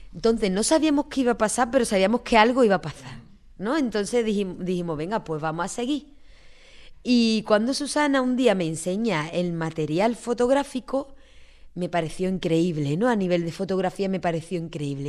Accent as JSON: {"language": "Spanish", "town": "Cádiz", "region": "Andalusia", "country": "Spain", "said": "Salí de Cádiz"}